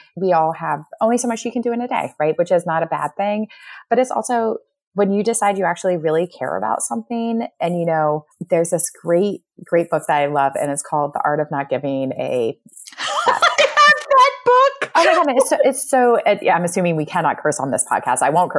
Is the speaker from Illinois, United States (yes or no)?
no; Connecticut, United States; moved away as an adult; also born or lived in Pennsylvania / New York; now in Midwest, United States; I was born and raised in Connecticut, Pennsylvania, New York.